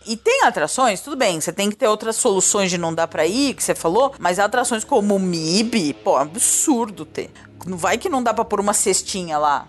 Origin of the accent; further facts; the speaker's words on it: São Paulo, Brazil; Quando eu era criança aqui em São Paulo